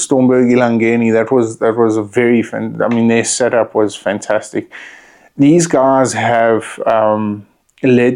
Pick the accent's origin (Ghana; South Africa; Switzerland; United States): South Africa; as a South African